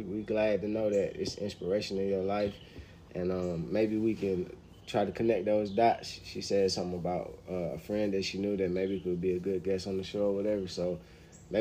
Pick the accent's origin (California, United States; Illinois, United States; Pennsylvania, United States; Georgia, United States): Georgia, United States; Atlanta; I'm from Atlanta